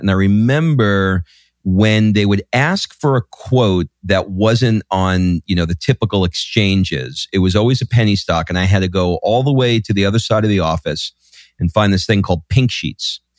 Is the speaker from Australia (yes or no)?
no; New York City, New York, United States; I grew up in Queens, New York, in an area just outside of Forest Hills